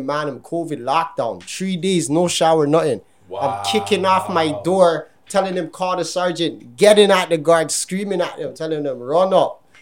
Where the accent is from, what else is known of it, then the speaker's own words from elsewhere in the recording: Toronto, Ontario, Canada; Olive Drive, the Kipling, all the way Panorama